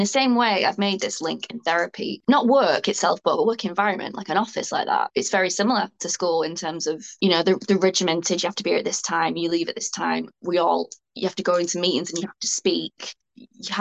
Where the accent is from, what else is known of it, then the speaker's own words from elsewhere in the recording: Bolton, North West England, United Kingdom; where I'm from Bolton